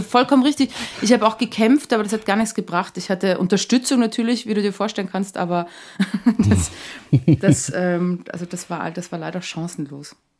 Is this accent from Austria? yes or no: yes; Wienerwald, Lower Austria, Austria; now in Germany; als ich nach Deutschland gezogen bin, und ich den Leuten gesagt habe, ja, ich komme aus dem Wienerwald